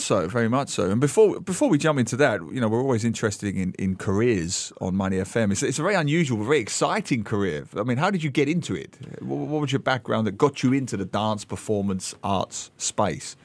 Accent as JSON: {"language": "English", "region": "London", "country": "United Kingdom", "tie": "born or raised there", "also_born_or_lived": "Australia", "moved": "yes", "said": "I grew up in, uh, East London and, uh, I, I lived for a while in Australia"}